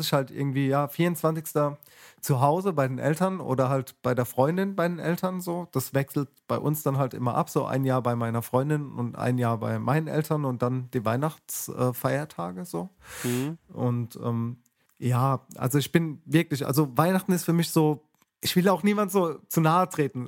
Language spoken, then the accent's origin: German; Mannheim, Baden-Württemberg, Germany; in der Vorstadt, wo ich groß geworden bin, von Mannheim